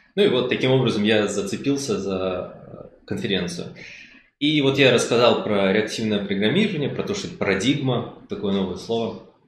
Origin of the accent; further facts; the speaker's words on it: Minsk, Belarus; я из Минска